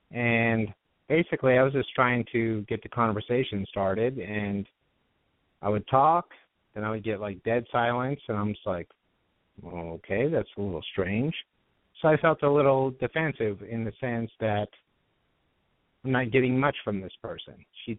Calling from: Studio City, California, United States; from Studio City. I'm 41.

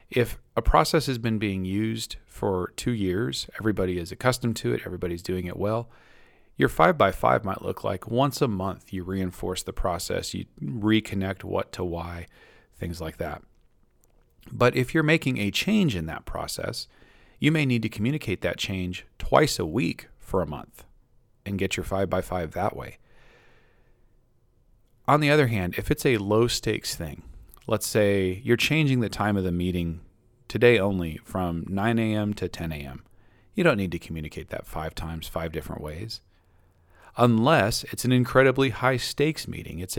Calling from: Maine, United States

